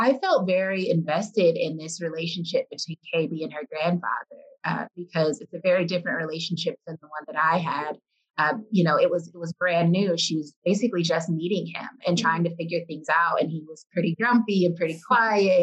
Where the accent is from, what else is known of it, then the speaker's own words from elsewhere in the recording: Detroit, Michigan, United States; I'm from Detroit